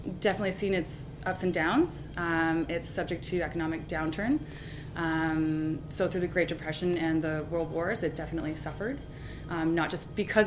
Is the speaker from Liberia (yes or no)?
no; Kitchener, Ontario, Canada; I'm Kitchener-Waterloo, born and raised